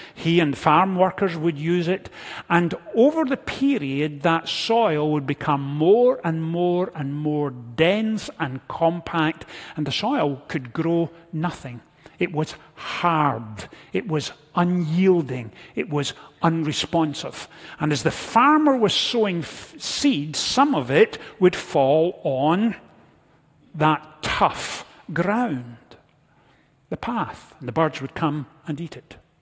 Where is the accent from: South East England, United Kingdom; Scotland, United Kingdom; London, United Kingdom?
Scotland, United Kingdom; moved away; growing up in Scotland, I was never far from a farming community